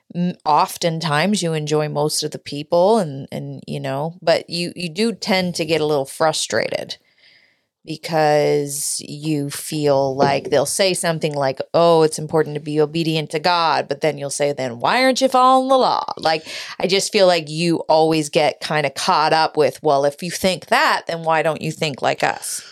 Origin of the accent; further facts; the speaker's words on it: Canada; I'm from Canada